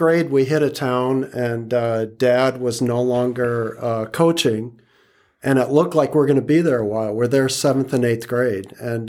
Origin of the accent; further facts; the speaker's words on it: Iowa, United States; in Iowa.